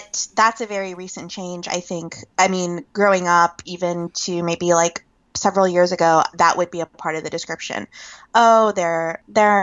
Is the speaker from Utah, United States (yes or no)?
no; Northern Virginia, United States; where I was growing up in Northern Virginia